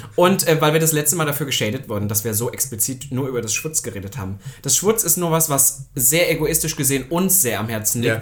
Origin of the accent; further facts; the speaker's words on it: Saxony-Anhalt, Germany; bei uns in Sachsen-Anhalt